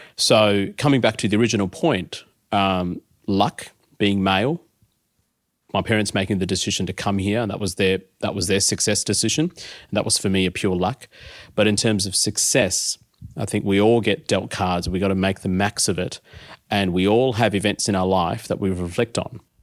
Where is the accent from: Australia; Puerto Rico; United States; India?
Australia; Adelaide, South Australia; I grew up in Adelaide.